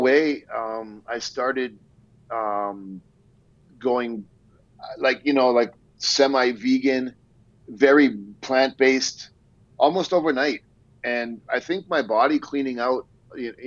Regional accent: Canada; we're both Canadian

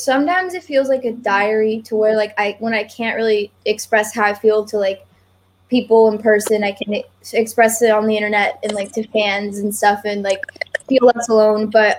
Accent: Bay Area, California, United States; I grew up also in the Bay Area.

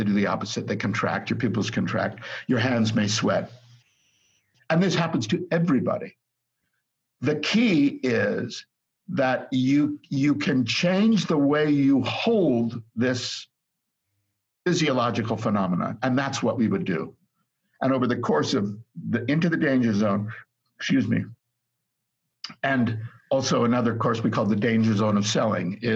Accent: United States; moved away as an adult; also born or lived in United Kingdom; I'm an American, so, and I, even though I lived in Britain for 30 years

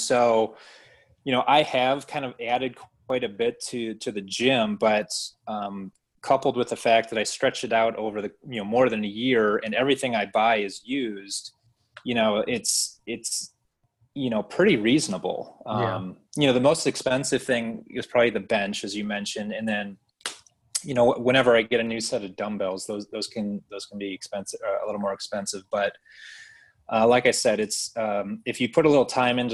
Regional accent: Michigan, United States; now in Kentucky, United States; I'm from Michigan originally

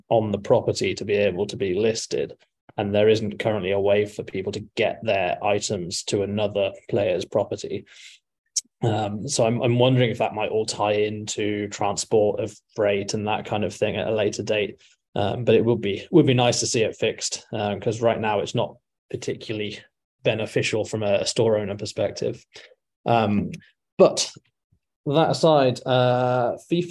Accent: England, United Kingdom; moved away as an adult; also born or lived in America; now in United States; I am from England, but living in America at the moment, although not for much longer.

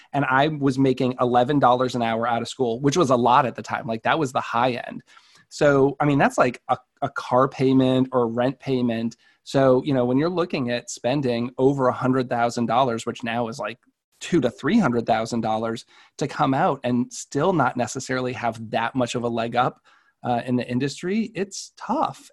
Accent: Marlborough, Massachusetts, United States; our hometown of Marlboro.

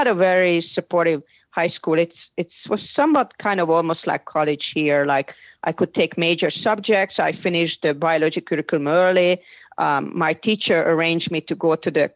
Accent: Hungary; now in United States; growing up in Hungary

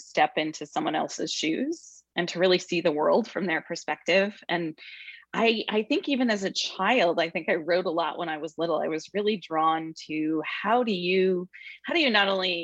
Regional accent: Grand Rapids, Michigan, United States; moved away as an adult; also born or lived in Indiana / California / Hawaii; I was raised in the Midwest and had a lovely childhood and upbringing there in Grand Rapids, Michigan

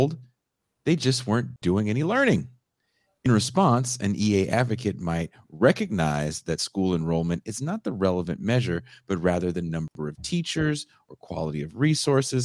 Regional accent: Bay Area, California, United States; I'm from the Bay Area

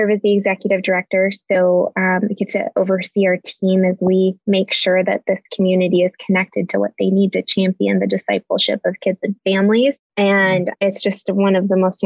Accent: Chicago, Illinois, United States; we're born and raised in the Chicago area. So that's where we're based

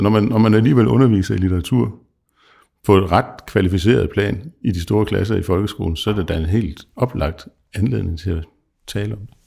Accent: South Jutland, Southern Denmark, Denmark; som Sønderjyde

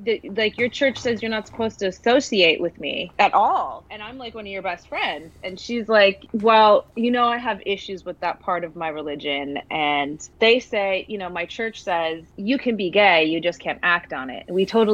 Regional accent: Milwaukee, Wisconsin, United States; Milwaukee, Wisconsin.

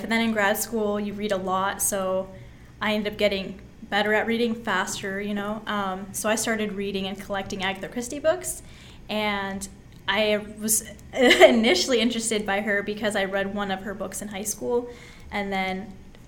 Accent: Astoria, Oregon, United States; So I grew up in Astoria. I was born and raised in Astoria in Oregon, and I lived there until I was 18.

